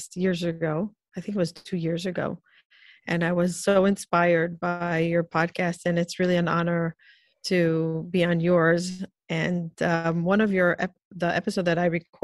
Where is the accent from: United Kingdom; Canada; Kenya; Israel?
Israel; moved away as an adult; also born or lived in Peoria, Illinois, United States; now in New York, United States; I grew up in Israel in a very Orthodox, Jewish Orthodox family. When I got married, I moved to New York